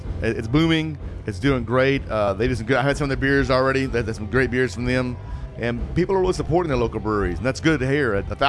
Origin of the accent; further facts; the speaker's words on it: South Houston, Texas, United States; I'm from South Houston, actually, from the DeBarrios. So I grew up in the nicer part of town, shall we say.